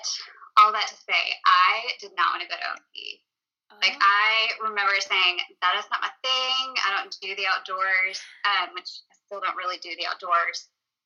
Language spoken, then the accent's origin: English; Conway, United States; I grew up in Conway